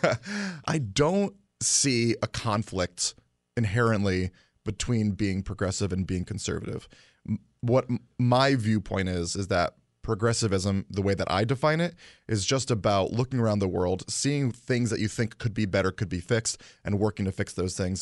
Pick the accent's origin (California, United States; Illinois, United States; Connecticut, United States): Connecticut, United States; Guilford; also born or lived in Hamden; I grew up in Guilford